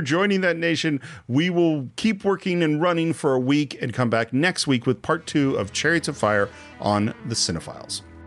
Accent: California, United States; growing up in California at the time that I've grown up

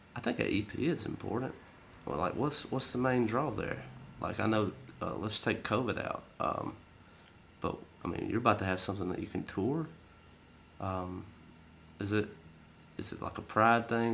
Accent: the South, United States; we're from the South

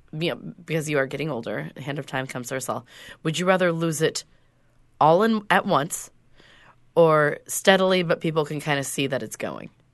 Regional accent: Whidbey Island, Washington, United States; when I grew up on Whidbey Island

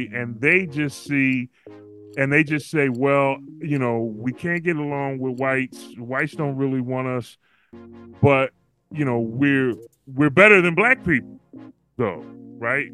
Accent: United States; that's where I'm from. I'm from the United States.

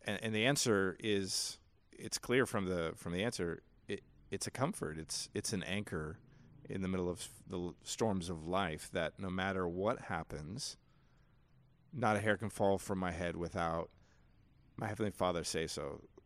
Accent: United States; I'm an American.

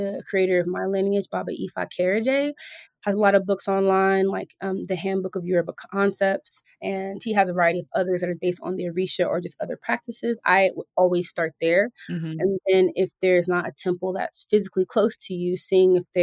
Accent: Georgia, United States; moved away as an adult; also born or lived in Philadelphia, Pennsylvania, United States; now in Los Angeles, United States; I was born in Philly. I spent my childhood in Georgia, and then I matured as an adult and got into my career

